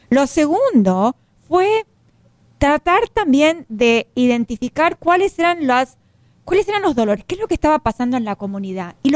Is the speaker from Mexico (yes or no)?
no; Argentina; now in United States; Porque yo soy argentina, tú, tú eres mexicano, pero acá somos hispanos.